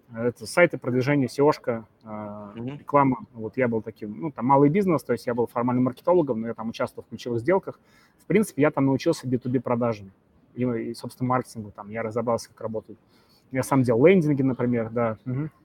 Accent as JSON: {"language": "Russian", "town": "Samara", "region": "Samara Oblast", "country": "Russia", "said": "я из Самары"}